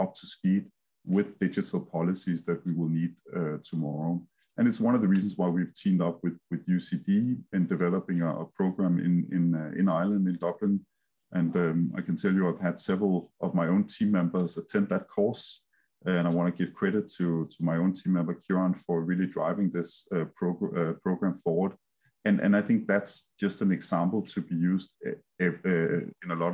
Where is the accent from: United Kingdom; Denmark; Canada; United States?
Denmark; accent: Danish; English is a second language; I'm Danish, as you can hear from my heavy accent